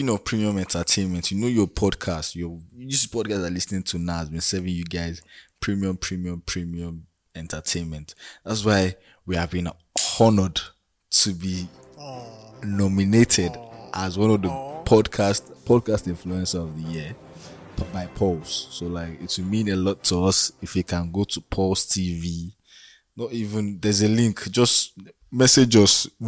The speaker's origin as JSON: {"language": "English", "country": "Nigeria", "said": "as a Nigerian"}